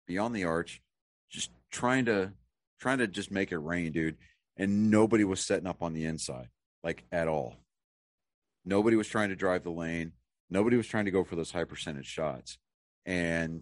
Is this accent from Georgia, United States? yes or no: no; Boston, Massachusetts, United States; accent: Boston; my Boston accent